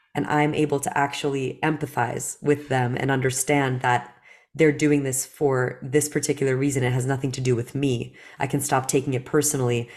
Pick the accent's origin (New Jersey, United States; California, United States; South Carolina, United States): New Jersey, United States; English is a second language; also born or lived in Belarus; as a woman growing up in New Jersey